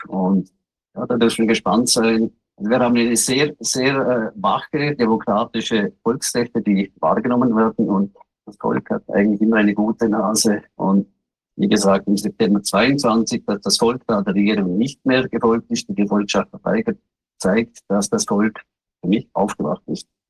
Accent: Liechtenstein; bei uns in Lichtenstein

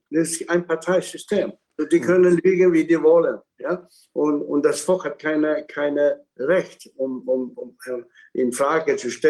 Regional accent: Hong Kong; born there; German is a second language; Und in Hongkong, wo ich geboren bin, sind auch Chinesen.

